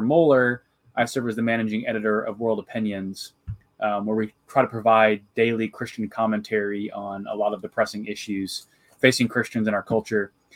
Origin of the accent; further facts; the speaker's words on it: Jacksonville, Illinois, United States; I'm originally from Central Illinois. I grew up uh, in kind of the cornfields of, of Jacksonville, Illinois